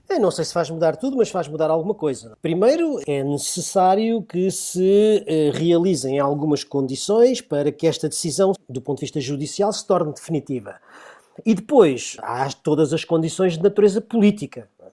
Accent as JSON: {"language": "Portuguese", "country": "Portugal", "said": "todos somos portugueses"}